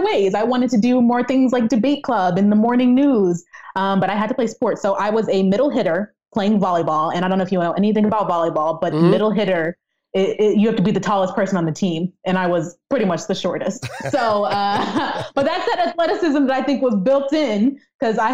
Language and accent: English; Fairfax, Virginia, United States; moved away as an adult; also born or lived in Ashburn, Virginia; now in Buffalo, United States; I was born in Fairfax, Virginia. This is Northern Virginia